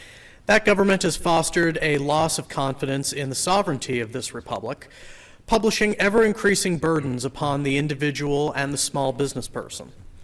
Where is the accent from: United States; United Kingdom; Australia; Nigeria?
United States; Harwich, Massachusetts; I am from Harwich, and I'm here to speak in favor of H3541.